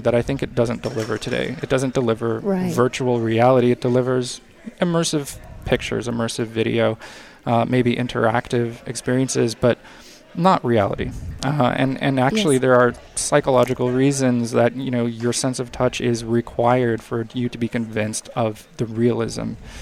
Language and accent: English; San Diego, California, United States; also born or lived in Montreal; now in Los Angeles, United States; I grew up in San Diego, and then I have also lived in Montreal and Los Angeles